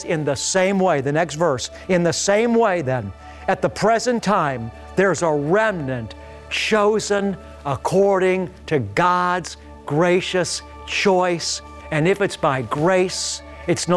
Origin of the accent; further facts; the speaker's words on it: Beachwood, Ohio, United States; growing up in Beechwood, Ohio